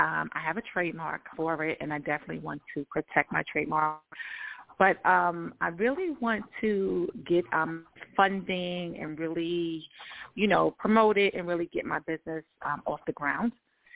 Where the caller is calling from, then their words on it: Georgia, United States; I'm calling from Georgia.